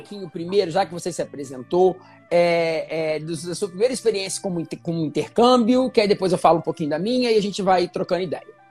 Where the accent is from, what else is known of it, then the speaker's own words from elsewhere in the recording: Minas Gerais, Brazil; moved away as an adult; now in Rio de Janeiro, Brazil; sou mineiro, moro aqui no Rio tem mais ou menos uns 5, 6 anos